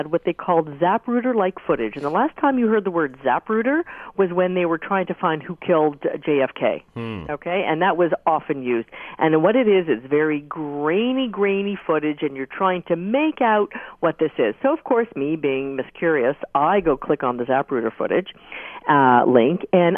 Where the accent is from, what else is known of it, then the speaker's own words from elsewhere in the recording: Toronto, Ontario, Canada; we used to be called Toronto the Good